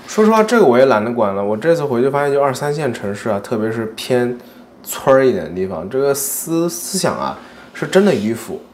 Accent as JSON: {"language": "Chinese", "town": "Nantong", "region": "Jiangsu", "country": "China", "tie": "born or raised there", "moved": "yes", "lives_now": "Japan", "said": "我老家南通"}